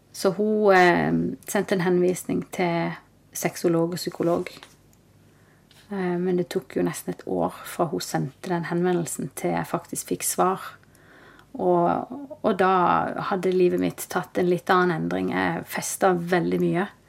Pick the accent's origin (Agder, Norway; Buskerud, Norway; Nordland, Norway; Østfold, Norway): Agder, Norway; Kristiansand; moved away as an adult; also born or lived in Oslo; jeg er født og oppvokst i Kristiansand.